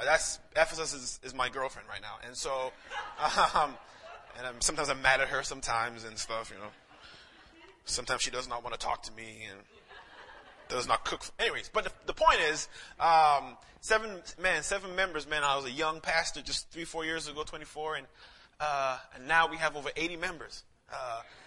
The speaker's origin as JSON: {"language": "English", "country": "St. Lucia", "moved": "yes", "said": "I'm actually from St. Lucia, the Caribbean"}